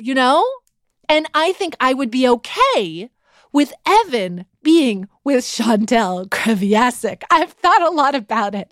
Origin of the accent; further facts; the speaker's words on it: Vancouver, British Columbia, Canada; moved away; also born or lived in Los Angeles / Toronto; stopped in my hometown of Vancouver for a couple of days to see my mom and my best friends from high school